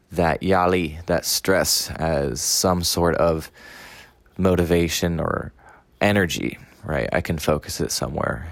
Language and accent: English; Washington, District of Columbia, United States; now in Taiwan; I am from Washington, D.C., in the United States, and have been living in Taiwan for two and a half years.